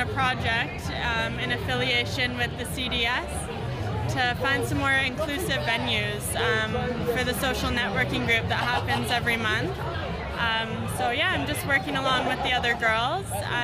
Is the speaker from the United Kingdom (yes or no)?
no; near Toronto, Ontario, Canada; now in Australia; I'm from Ontario, as you know, by Toronto